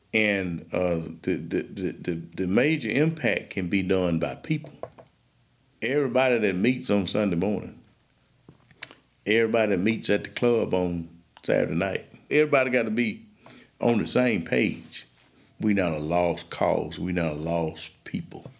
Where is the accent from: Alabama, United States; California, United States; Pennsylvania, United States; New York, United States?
Alabama, United States; Marengo County; I'm from Marengo County, Alabama, and that's in the midst of the western part of the Alabama Black Belt. Uh, I was born uh, in the Black Belt. Was, matter of fact, I was born across the road from where I live now.